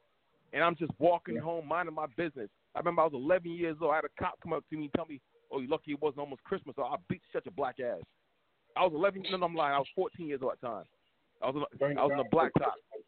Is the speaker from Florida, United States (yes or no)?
yes; Miami, Florida, United States; born there; also born or lived in California / Washington, D.C. / Philadelphia / New York; I lived in California. I lived in D.C., Philadelphia, all over New York. I was born in Miami.